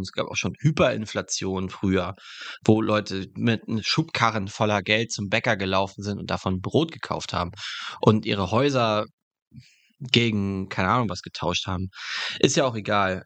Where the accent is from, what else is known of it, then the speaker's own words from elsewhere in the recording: Germany; dass wir als Deutsche so solidarisch sind